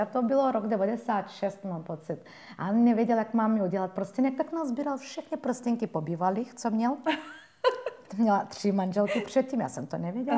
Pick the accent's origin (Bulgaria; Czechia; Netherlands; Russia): Bulgaria; Czech is a second language; now in Czech Republic; No, já jsem Turkyně z Bulharska.